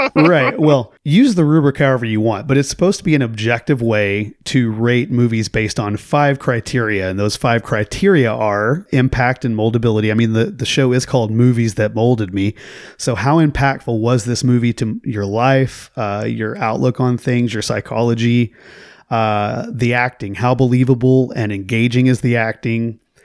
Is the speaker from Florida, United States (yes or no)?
no; Oklahoma, United States; growing up in Oklahoma